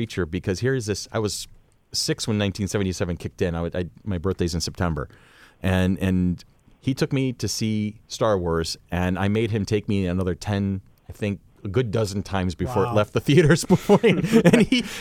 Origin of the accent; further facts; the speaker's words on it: Rochester, New York, United States; I grew up in the Maplewood area right around Aquinas, and that's where I live now